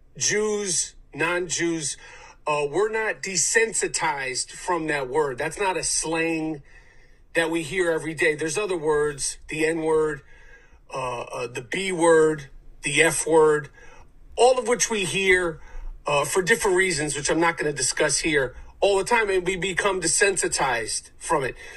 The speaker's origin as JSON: {"language": "English", "town": "New York City", "region": "New York", "country": "United States", "tie": "born or raised there", "said": "Growing up in New York City"}